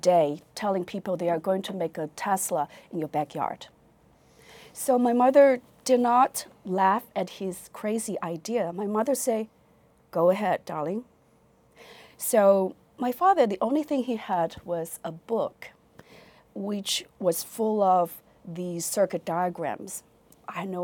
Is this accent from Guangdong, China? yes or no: no; Fuzhou, Fujian, China; English is a second language; moved away as an adult; also born or lived in Beijing; now in United States; I was born in Fuzhou, Fujian province, China